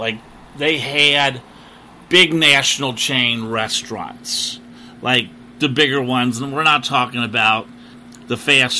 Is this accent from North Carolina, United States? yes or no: no; Cincinnati, Ohio, United States; moved away as an adult; I don't think I really want to live in my hometown of Cincinnati, because I've did that for 40 years.